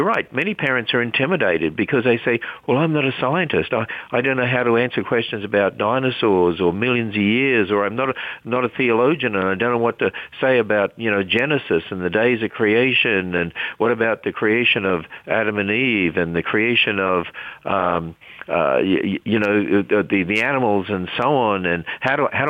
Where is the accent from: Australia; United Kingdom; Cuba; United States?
Australia; Queensland; I was brought up in Australia. I was brought up in a Christian home, and we lived in the state of Queensland